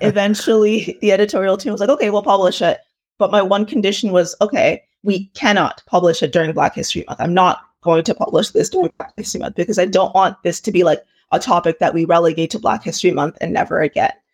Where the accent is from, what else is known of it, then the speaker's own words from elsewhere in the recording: Toronto, Ontario, Canada; also born or lived in Ile-Ife, Nigeria; I was born in Nigeria, um, in a place called Ileife, and I moved here when I was about four years old, and I've lived in, uh, the Greater Toronto Area